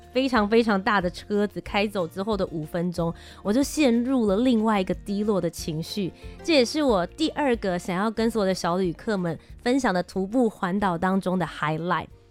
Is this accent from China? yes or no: no; Kaohsiung, Taiwan; 我本人我是高雄人，回家了。